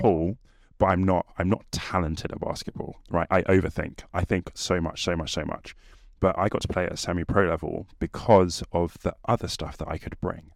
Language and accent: English; England, United Kingdom; our competitive nature as English people